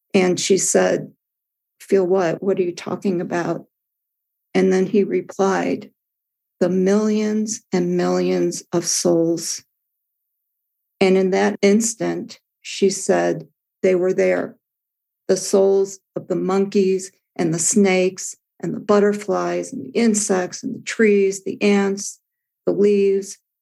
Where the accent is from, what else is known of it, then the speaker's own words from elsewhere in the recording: Midwest, United States; as a child, I grew up in the Midwest